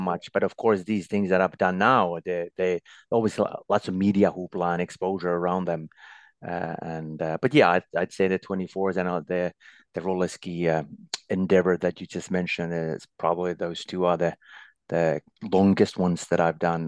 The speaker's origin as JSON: {"language": "English", "town": "Lahti", "region": "Päijät-Häme", "country": "Finland", "tie": "born or raised there", "also_born_or_lived": "Norway", "said": "there was a ski club in my hometown, Lahti, where I still live."}